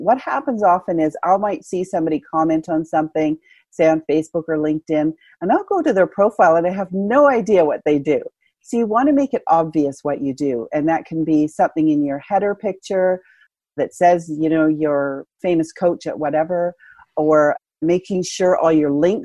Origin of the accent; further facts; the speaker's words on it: Canada; I'm Canadian